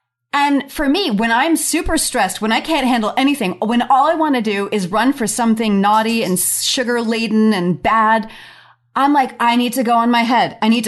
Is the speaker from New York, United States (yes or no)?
yes; Long Island, New York, United States; when I was a little kid growing up in Long Island